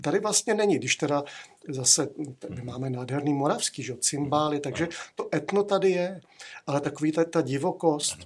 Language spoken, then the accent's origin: Czech; Prague, Czechia; já jsem vyrůstal na Ořechovce, tam byly kurty